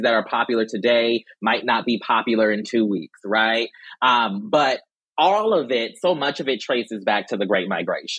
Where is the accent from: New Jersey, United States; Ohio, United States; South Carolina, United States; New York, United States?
South Carolina, United States; moved away; I'm from South Carolina. That, you know, my people still there, okay?